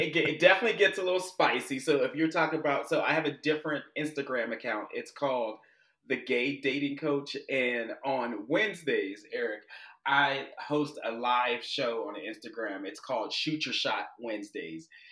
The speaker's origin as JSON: {"language": "English", "town": "Pittsburgh", "region": "Pennsylvania", "country": "United States", "tie": "born or raised there", "moved": "as an adult", "said": "I'm originally from Pittsburgh, Pennsylvania, the, the, steel city of the Steelers"}